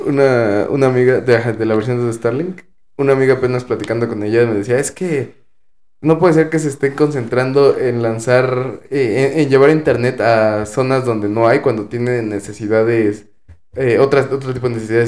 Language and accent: Spanish; Mexico